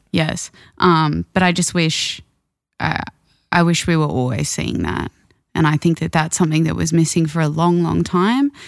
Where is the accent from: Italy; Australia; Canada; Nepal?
Australia; Brisbane, Queensland; my hometown